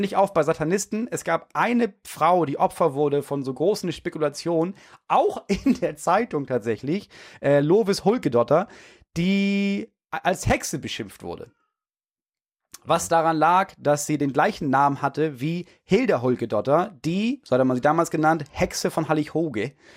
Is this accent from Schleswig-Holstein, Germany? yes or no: yes; Schleswig-Holstein, Germany; bei uns in Schleswig-Holstein